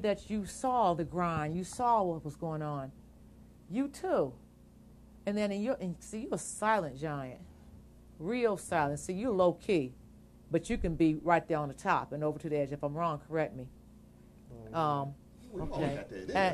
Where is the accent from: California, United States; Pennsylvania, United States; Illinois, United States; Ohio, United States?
Ohio, United States; Akron; We're from Akron